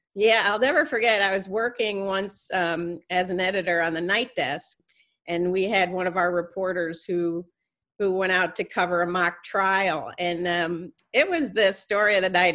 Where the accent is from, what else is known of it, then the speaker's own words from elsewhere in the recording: Troy, New York, United States; I grew up in Troy